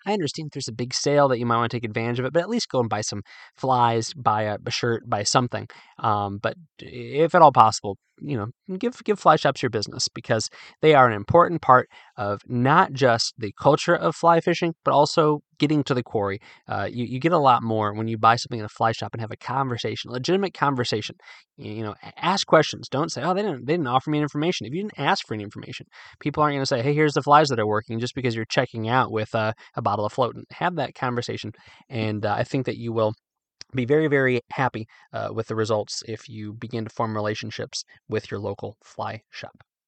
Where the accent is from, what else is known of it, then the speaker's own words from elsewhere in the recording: Midwest, United States; moved away; also born or lived in Virginia; although I'm from the Midwest, Virginia is home